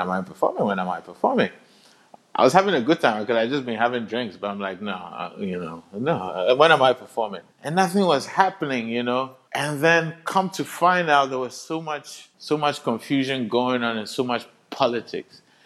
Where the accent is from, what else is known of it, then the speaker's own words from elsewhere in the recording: Accra, Greater Accra, Ghana; I'm from Accra, Ghana